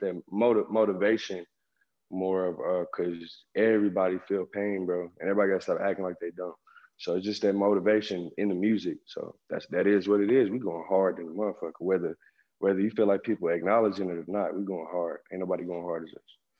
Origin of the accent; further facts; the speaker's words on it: Oklahoma City, Oklahoma, United States; also born or lived in Dallas, Texas; I spend my whole life in Oklahoma